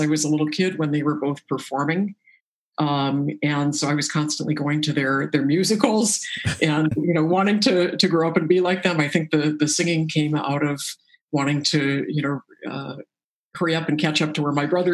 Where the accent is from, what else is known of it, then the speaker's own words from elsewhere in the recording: La Jolla, California, United States; also born or lived in Boston; I was born in Boston, but we quickly moved to Southern California, to La Jolla